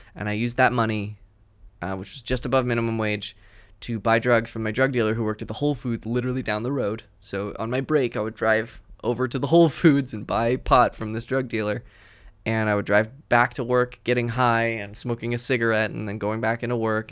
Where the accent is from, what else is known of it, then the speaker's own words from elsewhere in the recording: New Jersey, United States; I'm from New Jersey